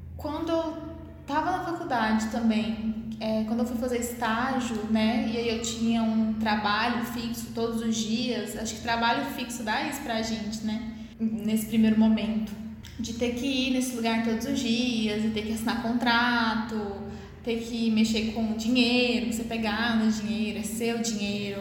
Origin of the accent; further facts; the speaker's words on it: interior of Goiás, Brazil; accent: interior; Eu sou, eu nasci no interior de Goiás, né? Então, eu s, minha mãe é do interior de Goiás, meu pai também é do interior de Goiás. Então, assim, eu sou interior mesmo, eu falo "Er"